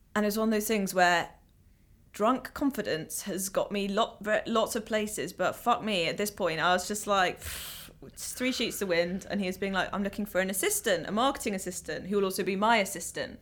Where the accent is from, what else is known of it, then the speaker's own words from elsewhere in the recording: London, United Kingdom; I'm from Ealing.